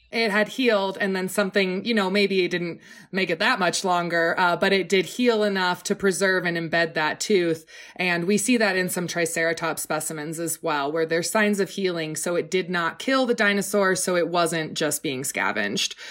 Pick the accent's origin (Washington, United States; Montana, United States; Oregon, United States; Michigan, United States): Oregon, United States; growing up in Oregon